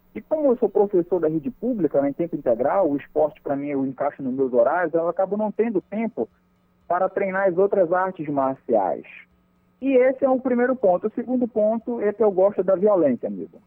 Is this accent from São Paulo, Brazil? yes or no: no; Marituba, Pará, Brazil; now in Bragança, Brazil; na cidade de Marituba, que onde eu nasci, me criei, minha família toda está aqui